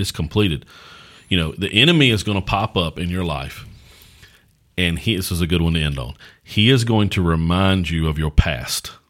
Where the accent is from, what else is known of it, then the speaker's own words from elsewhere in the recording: United States; as American Christians